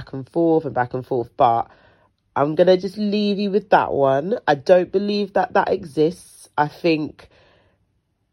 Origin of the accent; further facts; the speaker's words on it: London, United Kingdom; I was born and raised in South London, will ever be a South London babe, but I've been dragged to the ghetto of the North London